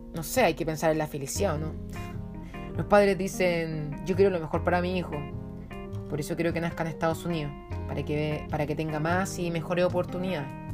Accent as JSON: {"language": "Spanish", "country": "Chile", "said": "yo soy chilena porque mis antepasados eran chilenos"}